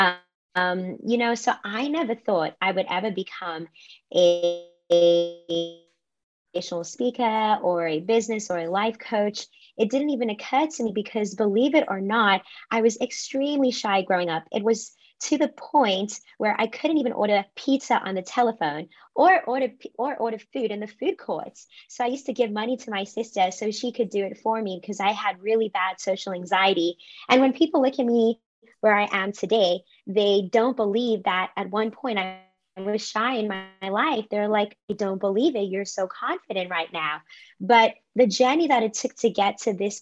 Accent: Cape Town, Western Cape, South Africa; moved away as an adult; also born or lived in Durban, KwaZulu-Natal, South Africa / United States; now in New York, United States; I was born in Durban, KwaZulu-Natal, and then I moved to Cape Town, Western Cape, like when I was very young, and I've lived there for most of my life.

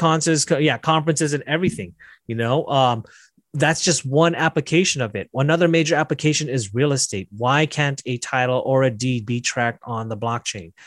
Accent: Las Vegas, Nevada, United States; I'm from Las Vegas

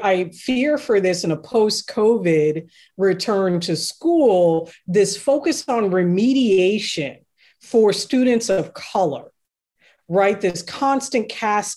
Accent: Seattle, Washington, United States; I'm from Seattle

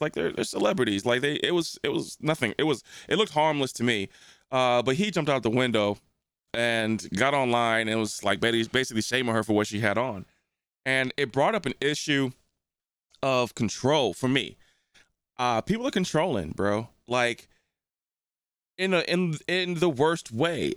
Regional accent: New Jersey, United States; also born or lived in St. Louis; when I grew up in New Jersey

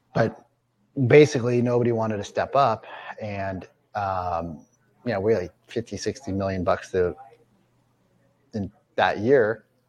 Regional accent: Central California, United States; moved away as an adult; also born or lived in Seattle; I grew up in Central California and the deserts

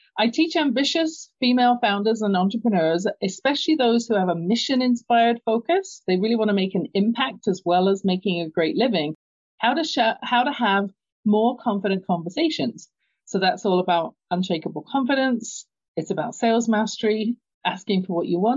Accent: London, United Kingdom; moved away; you can tell by my accent, I grew up in London, England

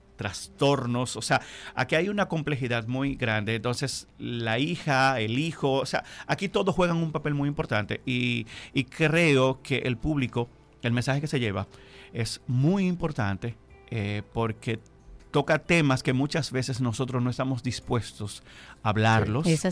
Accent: Bajos de Haina, San Cristóbal, Dominican Republic; moved away; also born or lived in Distrito Nacional; yo soy de un municipio de San Cristóbal, yo soy de Jaina

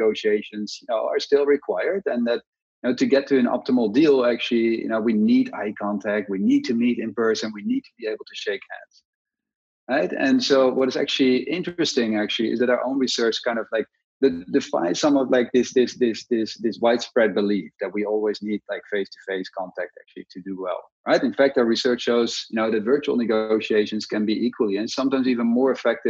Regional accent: Netherlands; moved away; I'm originally from the Netherlands, and I studied at the University of Amsterdam

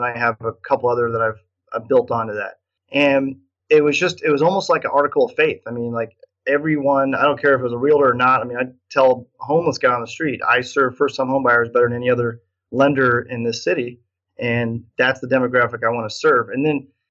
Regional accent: Nebraska, United States; I'm from Nebraska, so that's how you say it in Nebraska, niching.

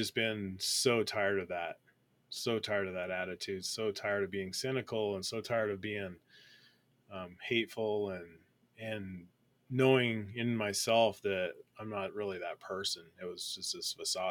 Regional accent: Colorado, United States; growing up in Colorado, I'm a Colorado native. I've been here my whole life, and grew up

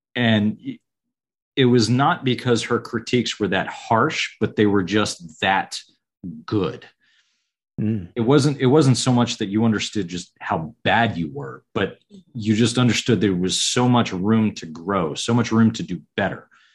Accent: Kings Bay, Georgia, United States; also born or lived in upstate New York / Savannah, Georgia; my parents were both civil service. Uh, so I grew up in Kings Bay, Georgia

